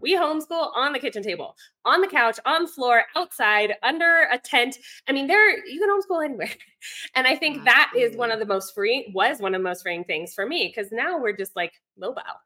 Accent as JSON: {"language": "English", "region": "Virginia", "country": "United States", "moved": "as an adult", "lives_now": "Ecuador", "said": "I'm from Virginia originally, um, but about 11 years ago, moved abroad, met my husband here in Ecuador"}